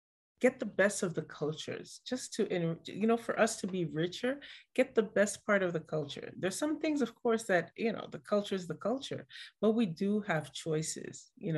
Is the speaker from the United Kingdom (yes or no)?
no; Montreal, Quebec, Canada; And then we ended up growing up in Montreal, Canada.